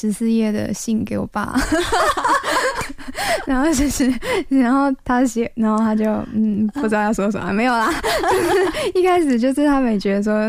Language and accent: Chinese; Taipei, Taiwan; 对啊，因为我觉得从小在台北长大，对对台湾其他地方其实不是很了解